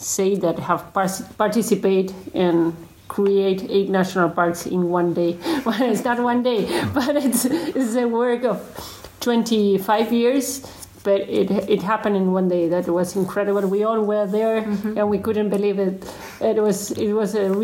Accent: Argentina; from Argentina.

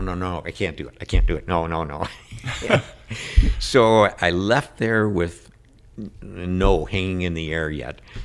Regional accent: Saint Paul, Minnesota, United States; I was born in Bethesda Hospital in Saint Paul

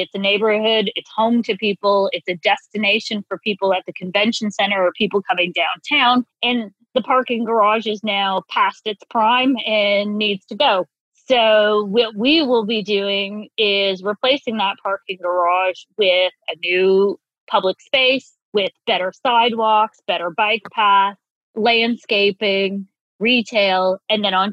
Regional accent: Newfoundland and Labrador, Canada; moved away; I was born in Newfoundland, and both my parents are from the same small town of 5,000 people

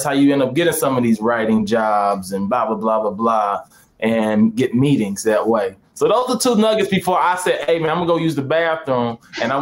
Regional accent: St. Louis, Missouri, United States; moved away as an adult; now in California, United States; I'm originally from St. Louis

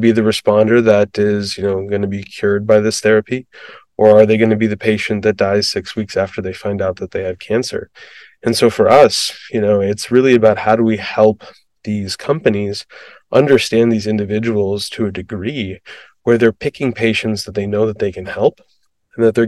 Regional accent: Midwest, United States; I grew up in the Midwest

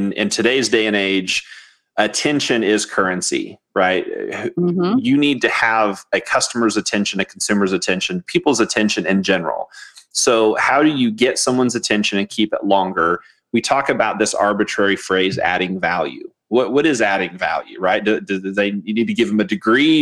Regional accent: Missouri, United States; I grew up in Missouri

